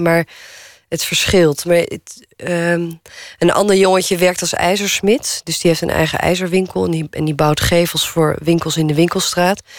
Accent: Naarden, North Holland, Netherlands; woonplaats waar ik ben opgegroeid, hier in Naarden

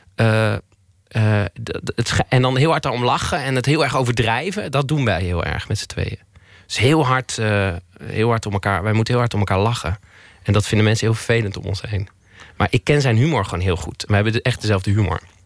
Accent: Twello, Gelderland, Netherlands; moved away; ik ben opgegroeid in Twello, tussen, in de weilanden.

